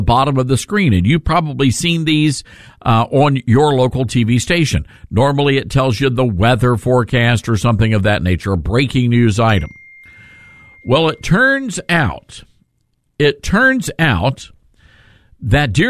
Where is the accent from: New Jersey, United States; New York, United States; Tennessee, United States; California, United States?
Tennessee, United States; Memphis; Born and raised in Memphis, born at Baptist Hospital in downtown Memphis.